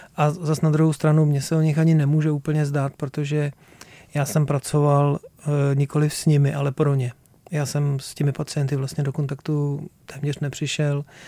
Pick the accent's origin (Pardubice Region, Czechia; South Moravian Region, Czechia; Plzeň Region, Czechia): Plzeň Region, Czechia; já jsem z Plzeňska